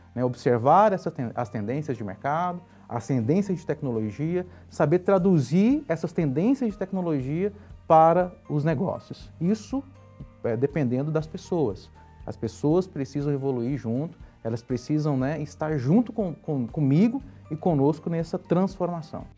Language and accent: Portuguese; Goiânia, Goiás, Brazil; nasci em Goiânia, né? Goiás. E minha infância ela foi uma infância muito simples e porém muito divertida.